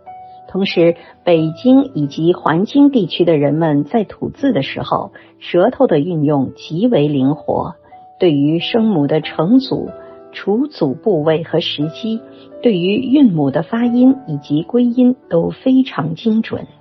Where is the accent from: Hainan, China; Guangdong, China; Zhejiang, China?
Zhejiang, China; moved away as an adult; now in Beijing, China; 我本人出生在浙江省西部山区的一个小镇，从小接触不到标准的普通话。许多上了年纪的老师也是用方言授课